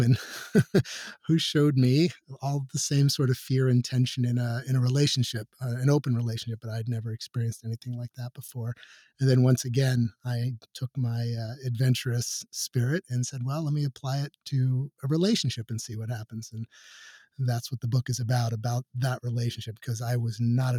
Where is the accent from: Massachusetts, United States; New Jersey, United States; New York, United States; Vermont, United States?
New York, United States; New York City; moved away; I grew up in New York City